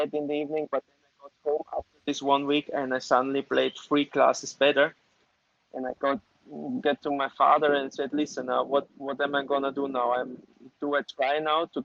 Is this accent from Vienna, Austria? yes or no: no; Graz, Styria, Austria; English is a second language; I'm from Styria, where everybody knows Arnold Schwarzenegger, so he's from my city, he was born in my city, and I'm from there